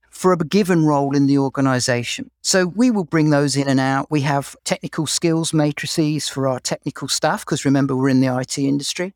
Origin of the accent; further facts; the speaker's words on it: England, United Kingdom; accent: English; moved away as an adult; now in Canada; You can probably tell from my accent that I'm English